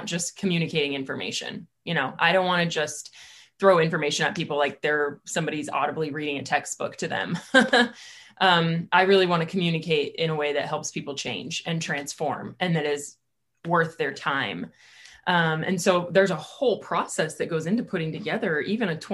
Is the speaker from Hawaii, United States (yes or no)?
no; California, United States; now in Boise, United States; I'm from California, but I consider myself an Idahoan now